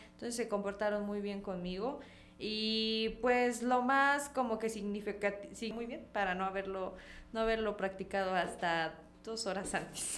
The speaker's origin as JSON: {"language": "Spanish", "town": "Comitán", "region": "Chiapas", "country": "Mexico", "tie": "born or raised there", "accent": "Comitán voseo, cantadito", "said": "como realmente los comitecos hablamos, pero el cantadito lo tengo. O sea, ni cómo digan que no soy de acá"}